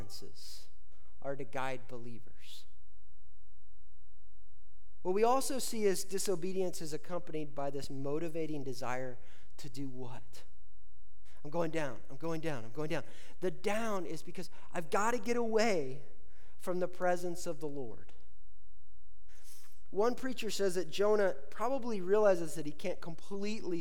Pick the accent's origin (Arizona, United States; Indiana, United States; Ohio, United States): Indiana, United States; growing up in Indiana